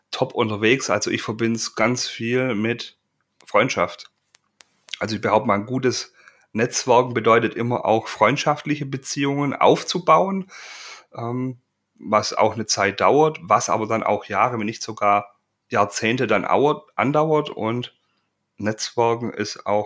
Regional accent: Baden-Württemberg, Germany; als Schwabe natürlich bezeichne ich mich auch als fleißig

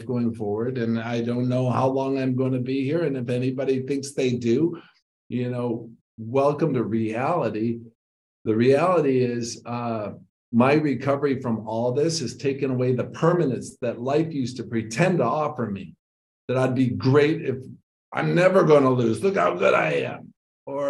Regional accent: Ludington, Michigan, United States; I'm sitting across the table at the House of Flavors in Ludington, Michigan.

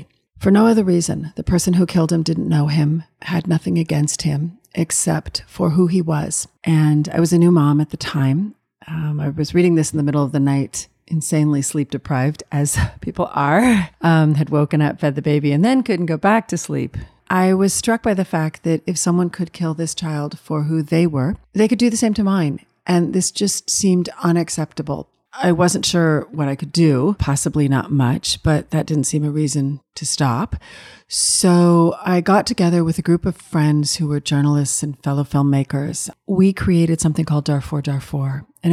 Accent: Chicago, Illinois, United States; I'm from Chicago, Illinois.

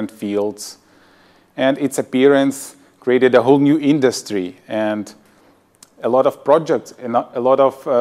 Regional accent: Ukraine; also born or lived in Sweden; I'm from Ukraine. I got my higher education there

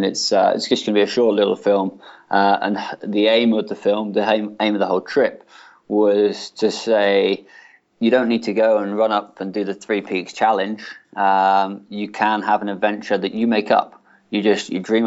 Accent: Plymouth, South West England, United Kingdom; moved away; my hometown in Plymouth

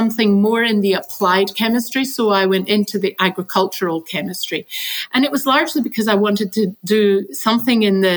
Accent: Glasgow, Scotland, United Kingdom; I grew up in Scotland. I grew up in the west coast of Scotland and I grew up in Glasgow.

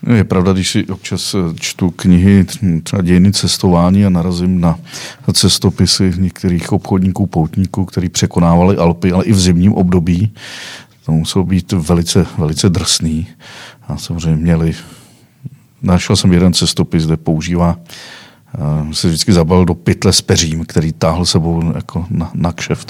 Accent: Czechia; jsem Čech

